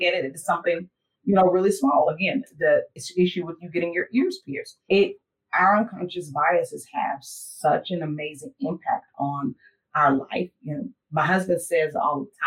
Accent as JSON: {"language": "English", "country": "United States", "said": "we, as Americans"}